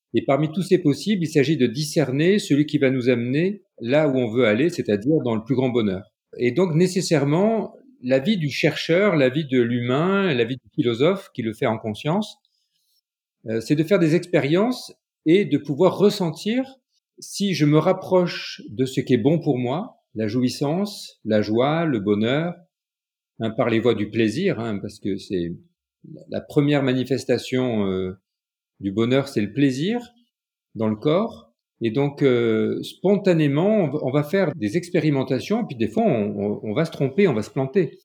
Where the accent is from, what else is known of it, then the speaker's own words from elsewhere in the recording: Nice, Provence-Alpes-Côte d'Azur, France; Je suis euh, dans la région de Nice. Je suis né à Nice et je suis d'origine italienne